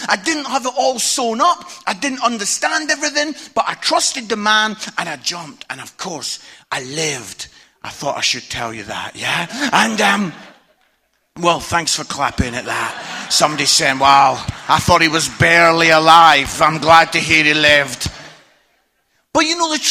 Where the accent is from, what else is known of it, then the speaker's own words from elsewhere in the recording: Scotland, United Kingdom; I'm Scottish.